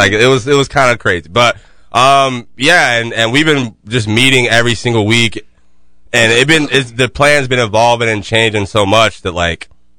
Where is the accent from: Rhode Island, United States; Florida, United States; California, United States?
Florida, United States; Jacksonville; I'm from Jacksonville.